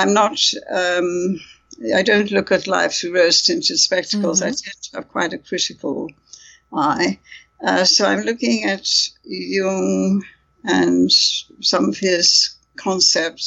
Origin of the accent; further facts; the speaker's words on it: India; moved away; also born or lived in United Kingdom; I come from India, so I was fluent in Hindi at one time